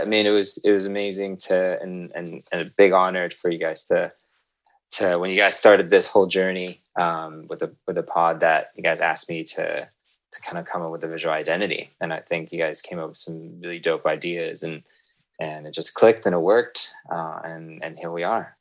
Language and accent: English; San Francisco, California, United States; moved away as an adult; also born or lived in Hong Kong; now in Amsterdam, Netherlands; I'm originally from the Bay Area, San Francisco